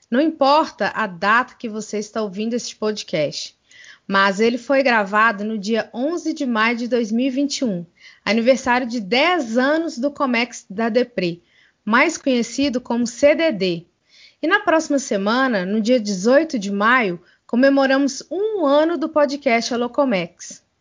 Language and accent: Portuguese; Divinópolis, Minas Gerais, Brazil; sou Mineirinho Uai, moro aqui